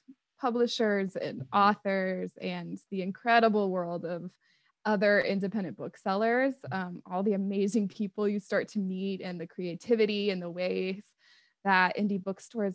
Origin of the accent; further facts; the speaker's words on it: Iowa, United States; moved away as an adult; also born or lived in Denver; now in Des Moines, United States; I'm originally from Iowa